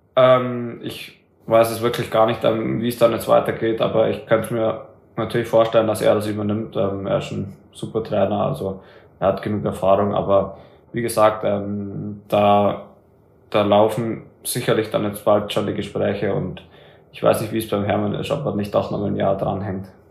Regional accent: Germany; für uns Deutschen

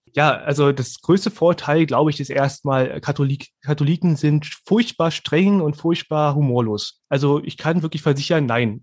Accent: Berlin, Germany; moved away as an adult; now in Bernau, Germany; Ich bin jetzt in Hohenschönhausen aufgewachsen

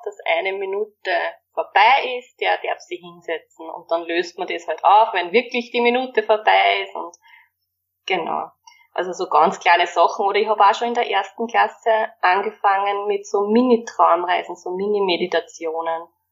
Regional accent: Waldviertel, Lower Austria, Austria; bei uns im Waldviertel

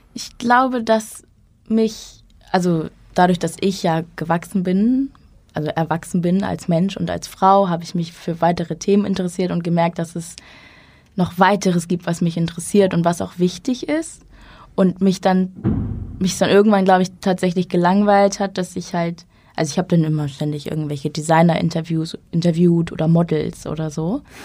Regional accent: Schleswig-Holstein, Germany; moved away as an adult; also born or lived in Hamburg; Ich bin in Schleswig-Holstein aufgewachsen, dann zum Studium nach Hamburg gezogen

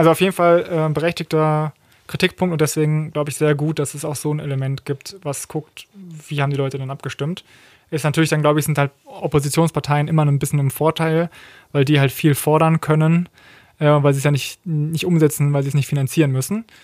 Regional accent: Berlin, Germany; ich komme ja aus Berlin, also einem Bundesland, wo Abitur angeblich einfacher äh, zu holen sein soll

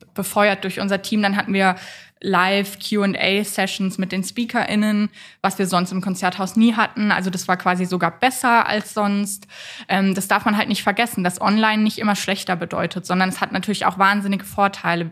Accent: Freiburg, Baden-Württemberg, Germany; also born or lived in Waldkirch; Aufgewachsen bin ich tatsächlich in größten Teilen in Freiburg

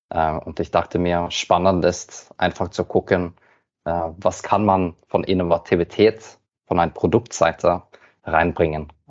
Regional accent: Norway; German is a second language; Wie du hörst, bin ich Norweger, deswegen muss ich immer mein Deutsch ein bisschen üben.

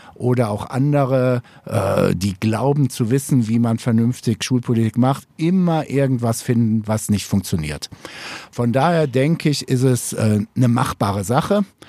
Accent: Upper Swabia, Baden-Württemberg, Germany; bei uns in Oberschwaben

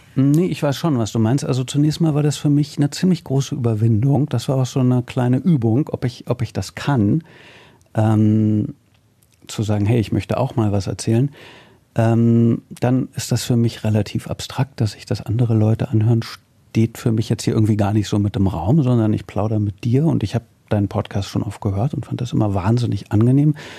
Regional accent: Berlin, Germany; als Berliner

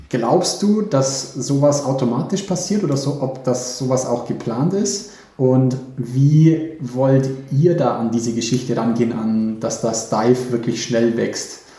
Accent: Bavaria, Germany; Als Bayer, als Bayer tue ich mich schwerer

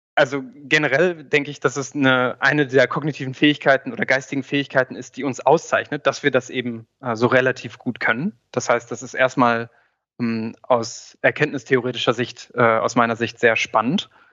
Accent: Göttingen, Lower Saxony, Germany; in meiner Heimatstadt in Göttingen

